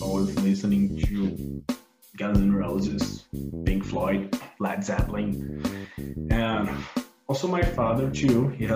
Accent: Goiânia, Goiás, Brazil; also born or lived in Belo Horizonte, Brazil; now in Los Angeles, United States; I was born in Belo Horizonte, in the southeast of Brazil. But I grew up in Goiânia, a city close to Brasília, the capital city of Brazil

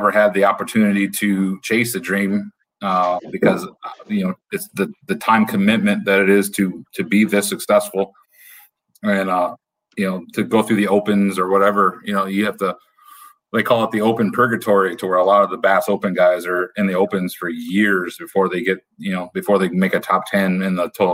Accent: Maumee, Ohio, United States; I'm from Maumee, Ohio.

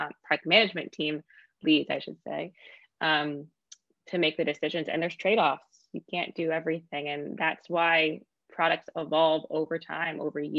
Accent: United States; as an American

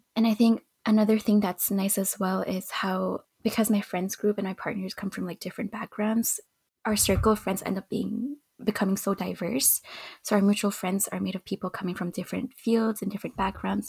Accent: Montreal, Quebec, Canada; I was born and raised in Montreal

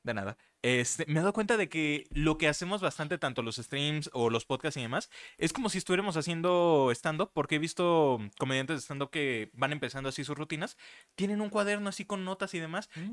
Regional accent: Mexico; nosotros como mexicanos

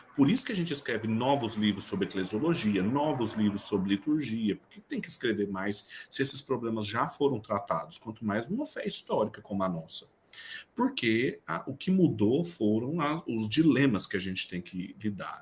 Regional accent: Brazil; now in Goiás, Brazil; nós somos brasileiros

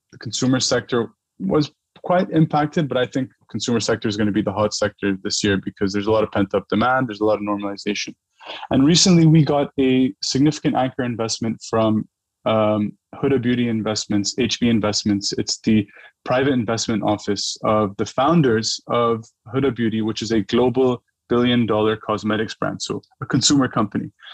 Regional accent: Dubai, United Arab Emirates; moved away as an adult; also born or lived in New York; I grew up in Dubai, and Dubai is a very brand driven culture

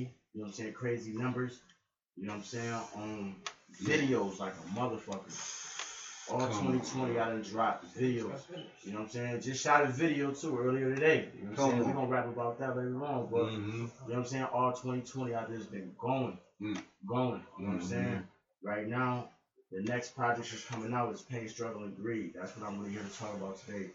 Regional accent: Buffalo, New York, United States; from Enlightenment ENT, Buffalo, New York, born and raised

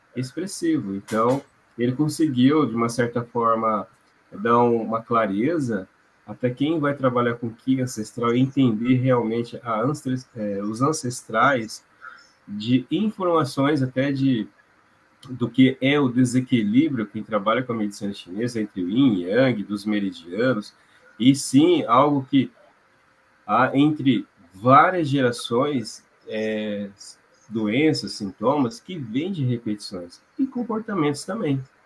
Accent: Londrina, Paraná, Brazil; also born or lived in China; Sou de Londrina e atendo aqui e na região.

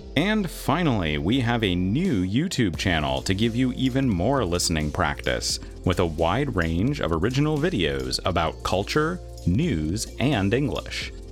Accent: United States; an American who grew up uh, in the suburbs

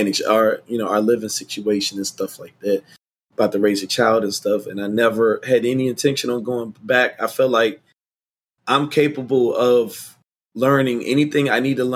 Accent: Washington, District of Columbia, United States; I grew up in, born, raised, and still reside in Washington, D.C.

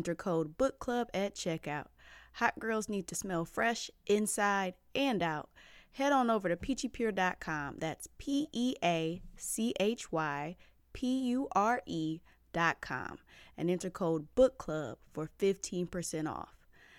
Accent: Atlanta, Georgia, United States; I'm from the Atlanta area

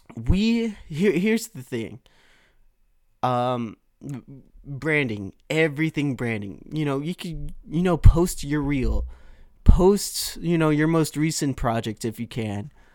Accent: Milpitas, California, United States; my hometown of Milpitas that I'm in right now

